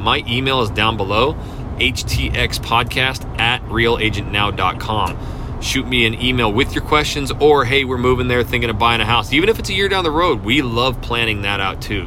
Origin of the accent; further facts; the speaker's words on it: North Idaho, United States; moved away as an adult; now in Houston, United States; I came from a small town, so I am from North Idaho